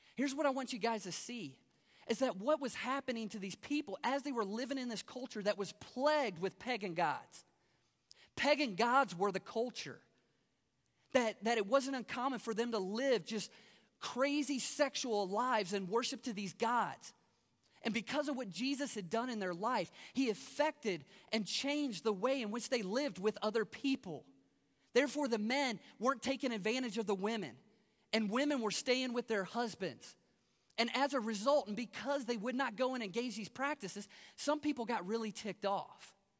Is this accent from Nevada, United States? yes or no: no; Kentucky, United States; moved away as an adult; now in Las Vegas, United States; I'm from Kentucky